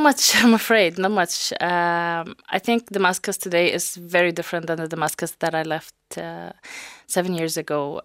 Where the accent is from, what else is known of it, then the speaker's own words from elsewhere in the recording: Saudi Arabia; moved away as an adult; also born or lived in Syria; now in Dublin, Ireland; I was born and raised in Saudi Arabia. I lived there for seventeen years and then moved to Syria to study software engineering.